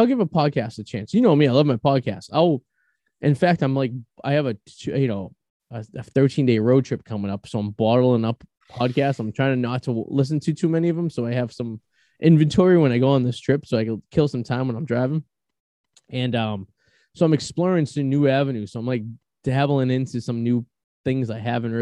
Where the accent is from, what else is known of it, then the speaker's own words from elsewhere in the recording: Boston, Massachusetts, United States; accent: Bostonian; my Bostonian charm and my accent and my persona